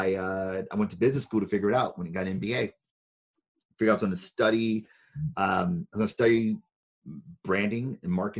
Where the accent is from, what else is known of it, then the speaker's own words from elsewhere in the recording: Detroit, Michigan, United States; I'm from Detroit, born and raised